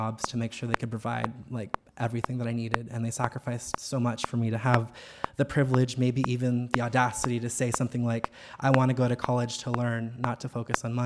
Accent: United States; I grew up in the United States, but my family's never actually left the country before

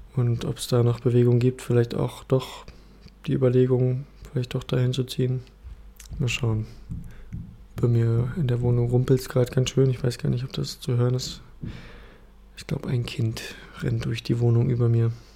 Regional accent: Berlin, Germany; moved away as an adult; now in Leipzig, Germany; Also, also ich bin ähm, in Berlin aufgewachsen und meine Familie kommt aus Ostdeutschland.

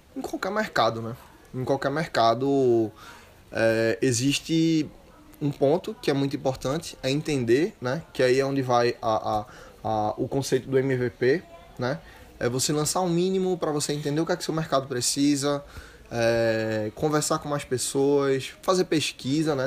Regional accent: Recife, Pernambuco, Brazil; moved away as an adult; Eu sou de Recife e vim morar aqui

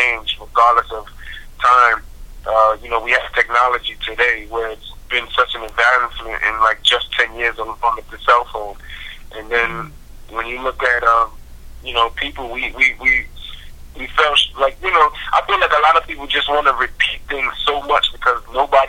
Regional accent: New York City, New York, United States; I am born and raised in Brooklyn, New York.

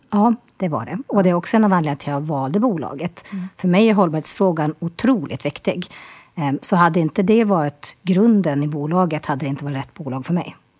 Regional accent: Boden, Norrbotten County, Sweden; accent: Norrlänning; also born or lived in Stockholm; Född och uppvuxen i Boden, bor i Boden och här i Stockholm.

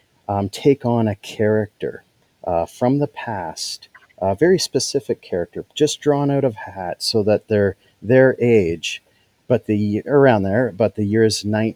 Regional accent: Kitchener, Ontario, Canada; now in Huntsville, Canada; I'm from Kitchener originally, but ended up north here

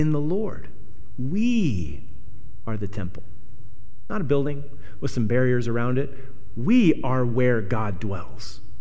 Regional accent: Punxsutawney, Pennsylvania, United States; moved away; I came from Punxsutawney, so, you know, it's like 9,000 and, you know, one main street through town

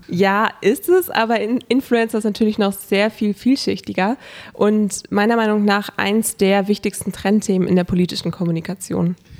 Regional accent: Hanover, Lower Saxony, Germany; Ich lebe seitdem ich geboren wurde in Hannover, habe dort meine Kindheit verbracht

